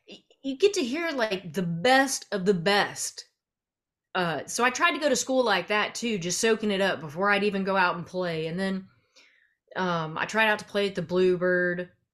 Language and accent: English; central Arkansas, United States; I grew up in Arkansas, uh, kind of all over central Arkansas